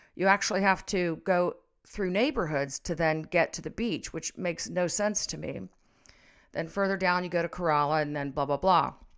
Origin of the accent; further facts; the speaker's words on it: Cincinnati, Ohio, United States; also born or lived in Florida; I was about six years old, and we moved from Florida to Cincinnati